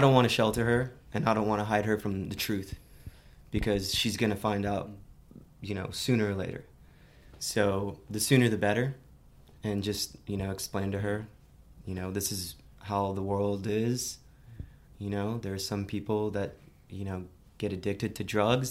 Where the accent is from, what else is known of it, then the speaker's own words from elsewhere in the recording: Miami, Florida, United States; moved away as an adult; now in San Francisco, United States; I grew up in a suburb of Miami